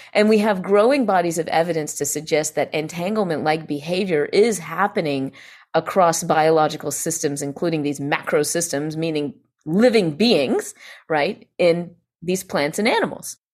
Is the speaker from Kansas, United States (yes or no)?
no; Greenville, South Carolina, United States; I find myself actually in my hometown in Greenville, South Carolina, where I was raised and where I was born